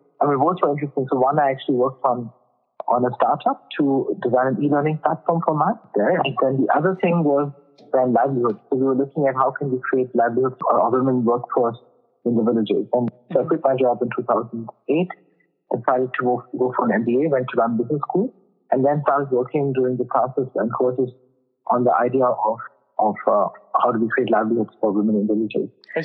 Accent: Germany; So I was born and brought up in Germany. I went to school here, then studied in France

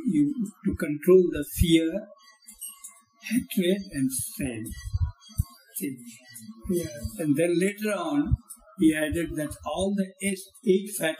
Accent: Bhagalpur, Bihar, India; moved away as an adult; also born or lived in Calcutta / Cairo; my hometown, it's called Bhagalpur.

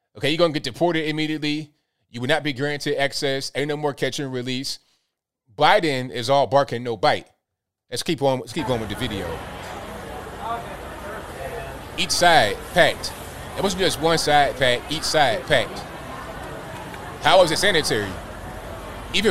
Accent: Virginia Beach, Virginia, United States; also born or lived in Charleston, West Virginia; I was raised in the Virginia Beach, Norfolk, Chesapeake, Portsmouth area.

